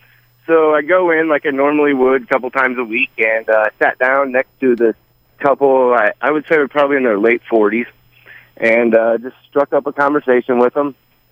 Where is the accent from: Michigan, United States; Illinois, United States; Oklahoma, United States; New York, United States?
Illinois, United States; moved away as an adult; now in Orlando, United States; So when I was 22 years old, I moved from Illinois down to the Orlando, Florida area.